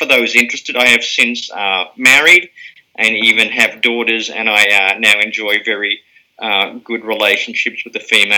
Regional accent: Germany; born there; Yes, I was born in Germany. My dad was serving in the British Army at the time.

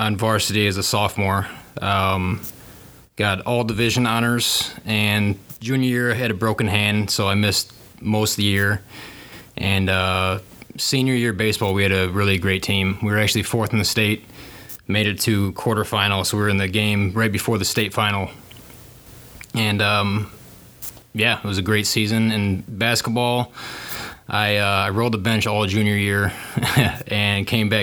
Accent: Wixom, Michigan, United States; I grew up in Wixom

